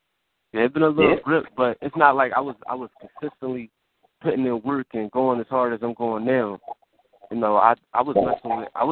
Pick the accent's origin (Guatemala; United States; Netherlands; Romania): United States; Philadelphia, Pennsylvania; We came up from Southwest.